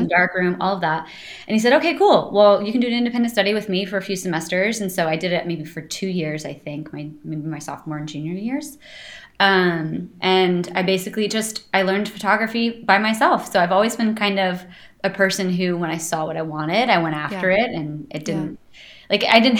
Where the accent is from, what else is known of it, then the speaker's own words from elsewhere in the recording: East Coast, United States; moved away as an adult; also born or lived in San Francisco / Boston; now in New York, United States; I was from the East Coast